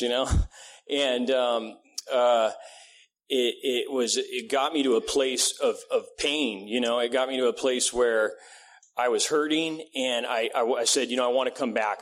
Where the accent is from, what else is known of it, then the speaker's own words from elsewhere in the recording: Vista, California, United States; also born or lived in Redding, California / Encinitas, California; was basically raised in Vista, California